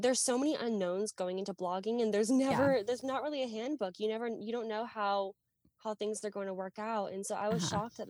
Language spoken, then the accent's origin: English; Nashville, Tennessee, United States; I'm from Nashville